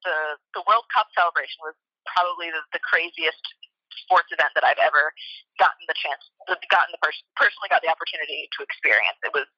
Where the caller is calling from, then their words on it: France; Hi, I am calling in from France.